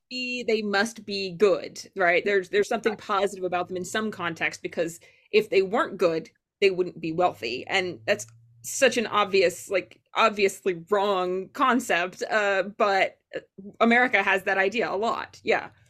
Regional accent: Fort Smith, Arkansas, United States; Fort Smith public schools were not that great. I grew up in Arkansas

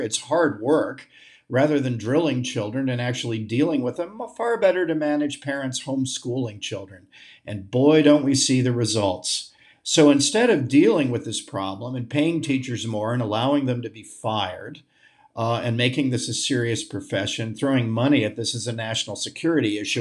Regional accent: United States; as an American patriot

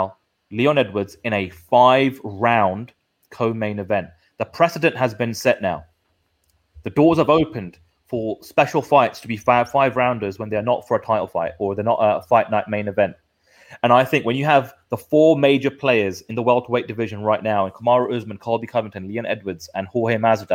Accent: United Kingdom; We are the Brit pack

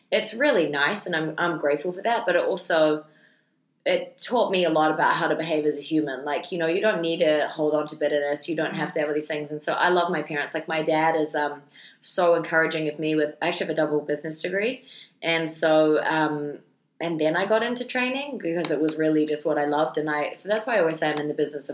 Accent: New Zealand; I just prefer to stay as a New Zealander

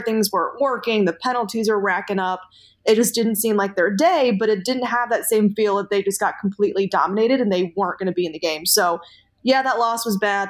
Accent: Indiana, United States; I'm from Indiana.

